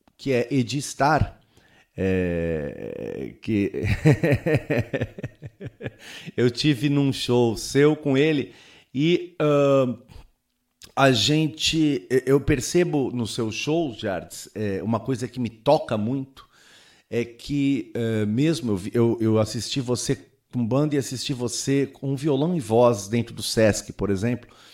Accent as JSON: {"language": "Portuguese", "town": "Santos", "region": "São Paulo", "country": "Brazil", "said": "sou de Santos"}